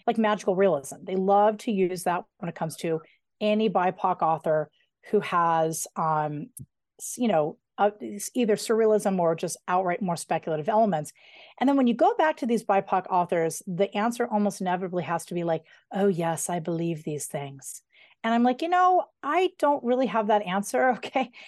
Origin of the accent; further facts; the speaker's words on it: outside Denver, between Idaho Springs and Evergreen, Colorado, United States; I grew up right outside of Denver between Idaho Springs and Evergreen